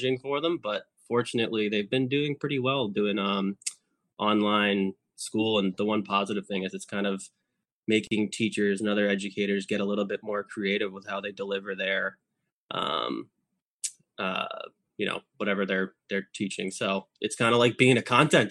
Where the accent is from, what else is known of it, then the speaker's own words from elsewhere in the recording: Boston, Massachusetts, United States; growing up in Boston